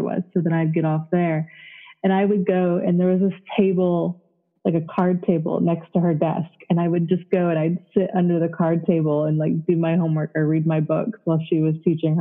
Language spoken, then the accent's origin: English; Florida, United States; also born or lived in Connecticut / North Carolina; we moved in with my grandmother in Florida, and I spent most of my childhood in Florida.